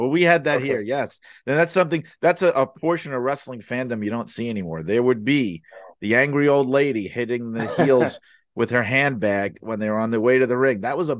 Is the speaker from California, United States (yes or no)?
no; New York, United States; I know in the United States, because I grew up in the New York area in the Northeast, which was always WWF territory going back to before I was born.